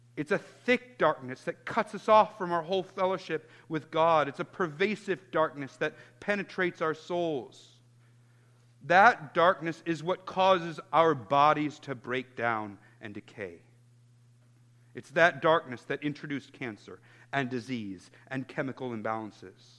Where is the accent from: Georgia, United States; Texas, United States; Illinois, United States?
Illinois, United States; Chicago; I grew up in Chicago in the 90s